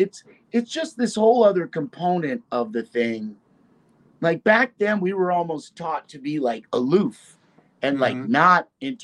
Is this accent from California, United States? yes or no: no; Brooklyn, New York, United States; And see, I was from Brooklyn.